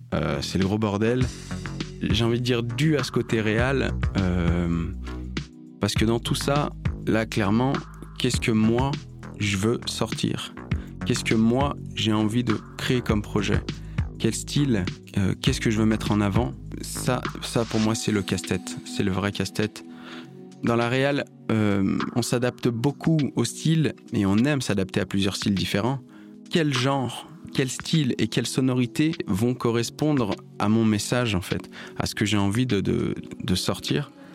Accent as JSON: {"language": "French", "town": "Lyon", "region": "Auvergne-Rhône-Alpes", "country": "France", "said": "Je viens de Lyon"}